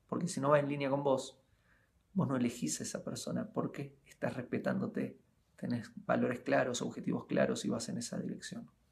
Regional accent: Argentina; moved away as an adult; ya estoy cumpliendo 11 años desde que me fui de Argentina y viajo por el mundo

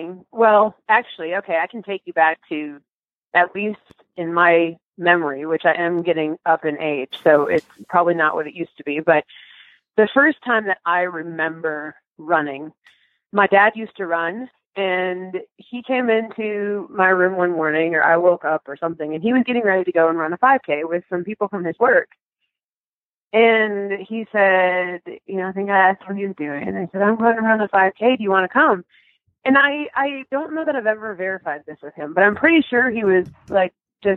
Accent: Robbinsdale, Minnesota, United States; I grew up in Robbinsdale, Minnesota

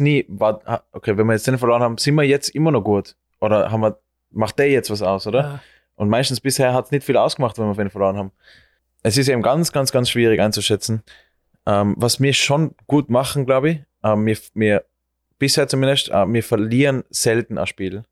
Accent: Austria; moved away as an adult; now in New York, United States; als Österreicher

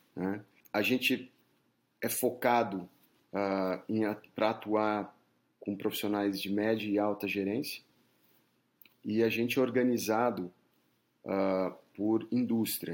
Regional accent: São Paulo, Brazil; moved away as an adult; also born or lived in South Florida, United States; now in United States; eu sou de São Paulo, é, nasci na capital

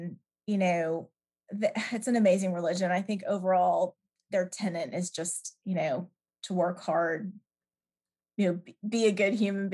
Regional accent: Atlanta, Georgia, United States; moved away as an adult; also born or lived in Toronto, Canada; now in England, United Kingdom; And then in the States, I grew up in Atlanta

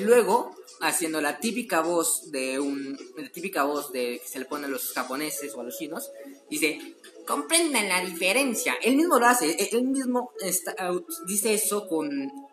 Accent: Mexico; soy mexicano

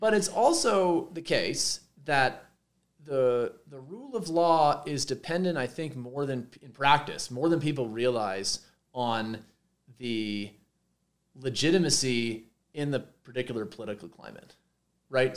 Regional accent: Montreal, Quebec, Canada; moved away as an adult; also born or lived in Minnesota / Santa Barbara; now in Boulder, United States; I'm, I'm, Canadian. I grew up in Montreal.

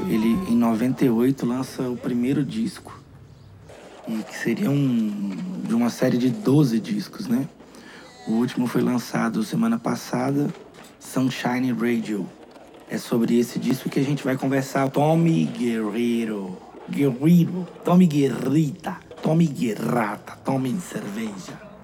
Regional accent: Contagem, Minas Gerais, Brazil; also born or lived in Belo Horizonte; Eu Nasci em Belo Horizonte e cresci em Contagem.

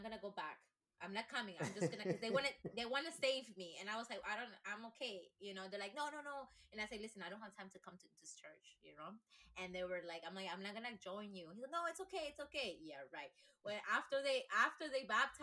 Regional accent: Ecuador; English is a second language; moved away as an adult; now in United States; I was baptized Catholic in Ecuador because I grew up in Ecuador

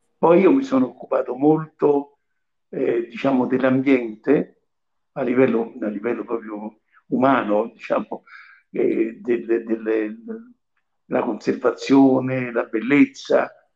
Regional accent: Civita Castellana, Lazio, Italy; moved away as an adult; also born or lived in Rome; Io sono nato a Civita Castellana, in provincia di Viterbo.

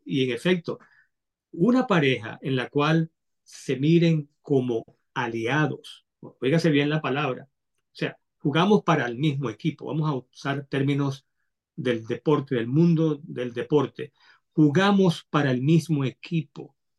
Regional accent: Caracas, Capital District, Venezuela; yo soy, eh, a mucha honra, venezolano, nacido en Caracas, Caracas, Venezuela.

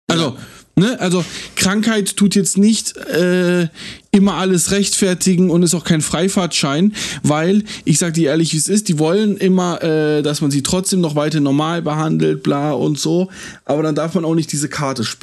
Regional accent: Germany; ich bin kein Ausländer, äh, weil ich bin in Deutschland geboren und hier aufgewachsen, aber wenn ich es brauche, dann bin ich ein Ausländer, so.

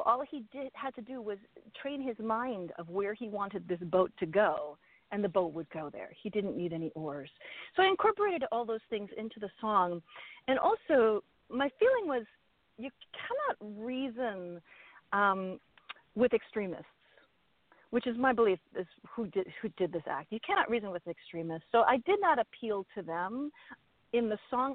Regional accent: Milwaukee, Wisconsin, United States; I was raised in that, and I was raised at the festival

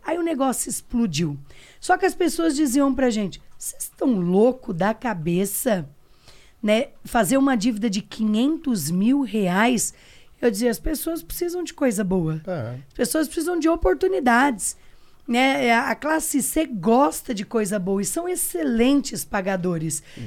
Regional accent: Pitangueiras, São Paulo, Brazil; sou do interior de São Paulo, uma cidade pequenininha chamada Pitangueiras

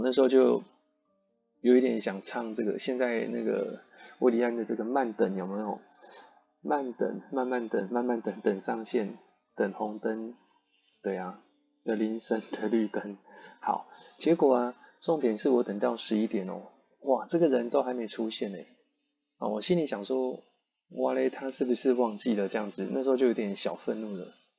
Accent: Yilan County, Taiwan; 我是宜兰人，就不熟台北的路嘛

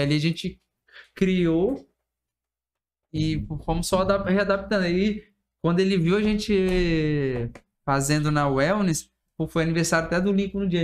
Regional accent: Vila Velha, Espírito Santo, Brazil; Sou cria do Aribiri, como toda a galera fala, né? … do Aribiri

